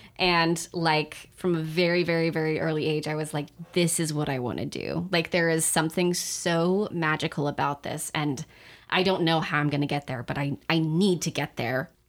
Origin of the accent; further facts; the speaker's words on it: Sacramento, California, United States; in Sacramento, in my hometown